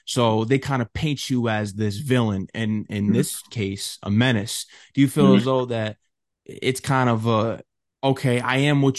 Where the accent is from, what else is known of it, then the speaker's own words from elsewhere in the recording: Connecticut, United States; also born or lived in New York; I'm from Connecticut